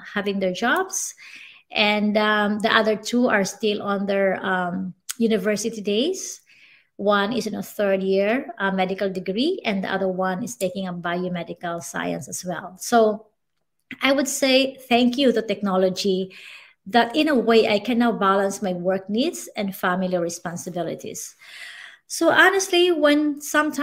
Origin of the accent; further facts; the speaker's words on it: Masbate, Bicol Region, Philippines; I grew up in Masbate where every month we are visited by typhoons.